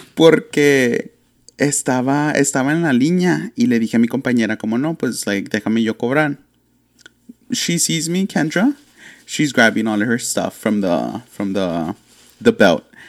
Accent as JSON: {"language": "English", "town": "Laredo", "region": "Texas", "country": "United States", "said": "we're from Laredo"}